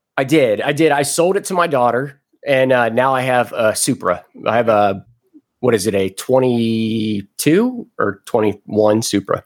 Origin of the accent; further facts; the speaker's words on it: Cincinnati, Ohio, United States; moved away as an adult; also born or lived in Jacksonville, Florida; I was born in Cincinnati, Ohio. Went into the Navy when I was 18 years old